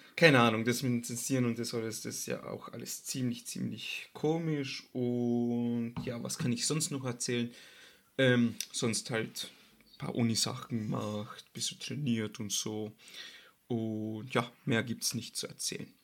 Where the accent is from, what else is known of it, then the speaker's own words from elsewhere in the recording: Austria; bei uns in Österreich